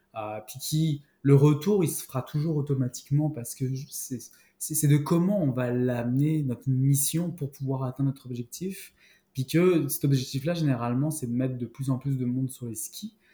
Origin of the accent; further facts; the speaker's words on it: Paris, Île-de-France, France; moved away as an adult; also born or lived in Western Canada; now in Outaouais, Canada; je suis né à Paris